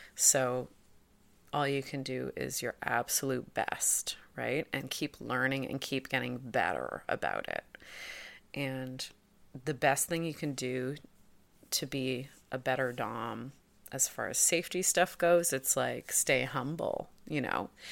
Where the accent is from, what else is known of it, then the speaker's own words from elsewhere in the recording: Toronto, Ontario, Canada; I'm from Toronto.